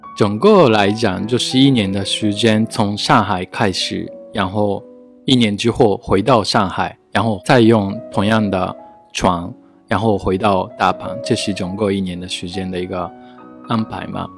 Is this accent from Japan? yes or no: yes; Japan; Chinese is a second language; moved away as an adult; also born or lived in Osaka; now in Beijing, China; 我是来自日本的建筑师，现在住在北京